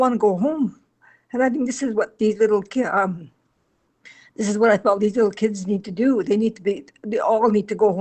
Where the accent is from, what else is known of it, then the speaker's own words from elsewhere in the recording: Kenora, Ontario, Canada; I'm originally from Kenora, Ontario